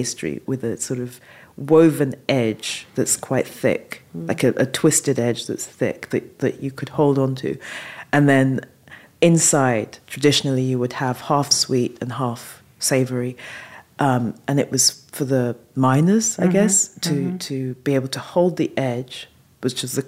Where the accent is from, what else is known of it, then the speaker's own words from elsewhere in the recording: London, United Kingdom; also born or lived in Falmouth; I was born and raised in London